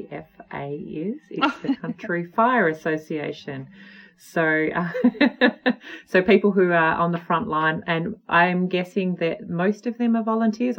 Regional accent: Australia; also born or lived in Alaska; now in Western Australia, Australia; being an Australian, we don't really have those deciduous trees that give us the beautiful colour en masse, particularly where I live in Western Australia.

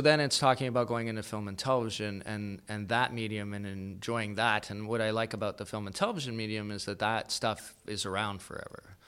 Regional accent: Calgary, Alberta, Canada; moved away as an adult; also born or lived in Kingston; was born in Calgary, grew up there

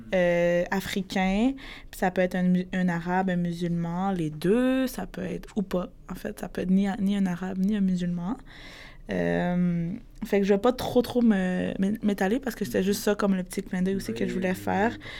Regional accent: Quebec, Canada; grandi dans une famille où est-ce que pour eux, je suis une Québécoise parce que j'ai comme été québécisée

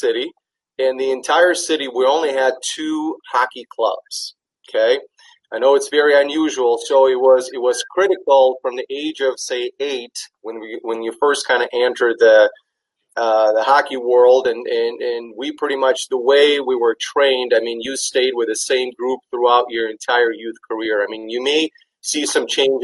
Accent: Riga, Latvia; moved away as an adult; now in Stevens Point, United States; I grew up in the city called Riga, and Riga was the capital of Latvia.

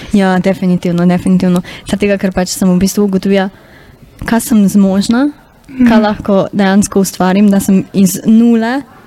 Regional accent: Carinthia, Koroška, Slovenia; accent: Carinthian (koroščina); bila koroščina pač nek moj insecurity

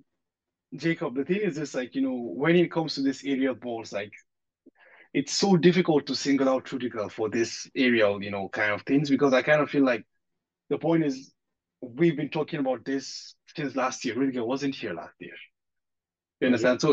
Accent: Nigeria; moved away; in the part I grew up in Nigeria

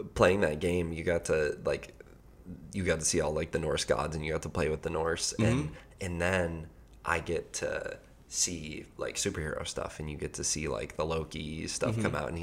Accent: Colorado, United States; I'm from Colorado

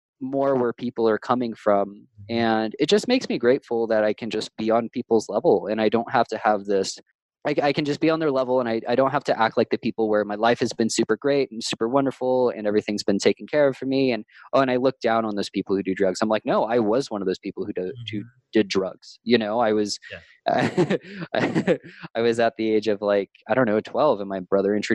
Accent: California, United States; growing up in California

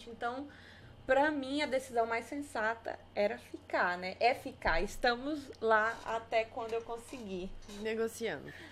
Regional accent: Araguaína, Tocantins, Brazil; Eu sou de Araguaína, Tocantins, né? Prima do Thales. Somos de Araguaína.

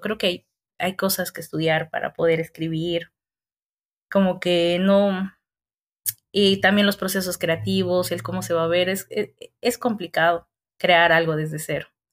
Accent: Colla, western highlands, Bolivia; moved away; Muy coya soy para esta ciudad.

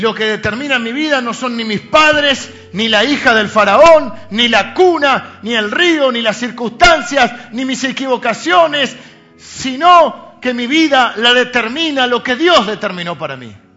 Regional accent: Argentina; Nacimos en Argentina

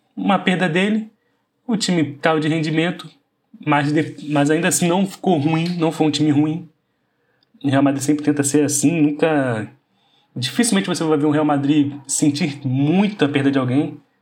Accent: Brazil; como brasileiro

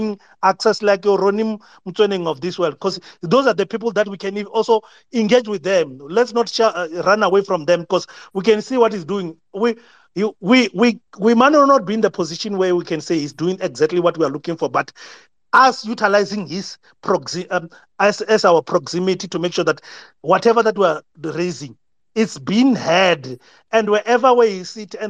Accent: South Africa; us as South African

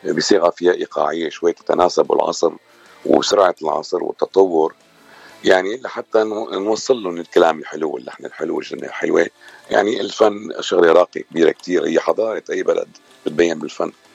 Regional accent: Syria; moved away as an adult; now in Los Angeles, United States; انا من سوريا

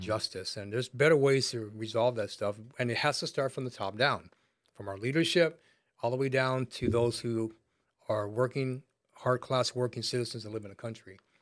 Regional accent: United States; I was raised in America

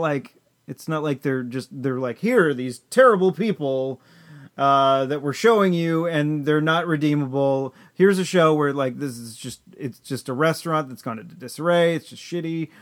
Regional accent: Chelmsford, Massachusetts, United States; we grew up here in Chelmsford.

